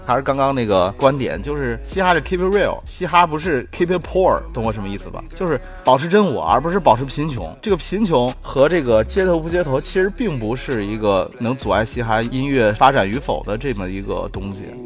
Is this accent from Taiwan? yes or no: no; China; 我们中国人